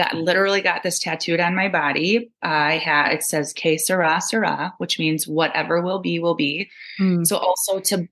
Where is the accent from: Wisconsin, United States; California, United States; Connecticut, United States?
Wisconsin, United States; Altoona; now in Galesville, United States; my hometown of Altoona, Wisconsin, which is right up by Eau Claire